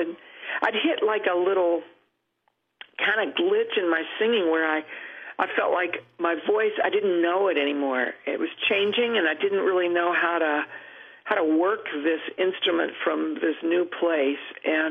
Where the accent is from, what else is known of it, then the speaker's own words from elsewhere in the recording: Cross Lanes, West Virginia, United States; Yes, my hometown was named for the stoplight. It was our most prominent feature. We were very proud of our stoplight.